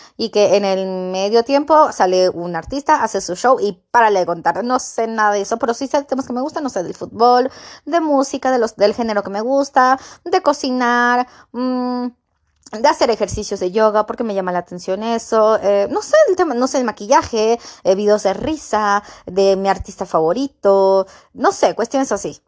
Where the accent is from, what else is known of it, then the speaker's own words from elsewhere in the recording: Mexico; yo soy mexicana